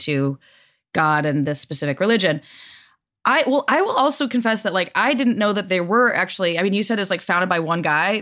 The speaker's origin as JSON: {"language": "English", "region": "the West", "country": "United States", "said": "I'm from the West"}